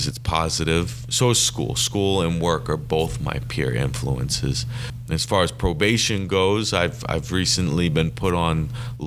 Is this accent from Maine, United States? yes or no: yes; Bangor, Maine, United States; I was born right here in Bangor, Maine.